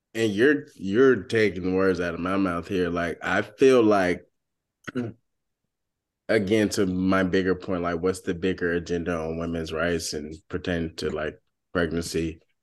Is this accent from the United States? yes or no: yes; Georgia, United States; moved away as an adult; also born or lived in Washington, D.C.; I'm from Georgia